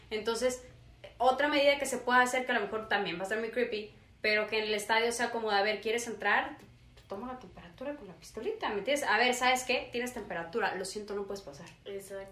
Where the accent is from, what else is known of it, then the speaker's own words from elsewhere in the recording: Tabasco, Mexico; now in Monterrey, Mexico; yo que soy de Tabasco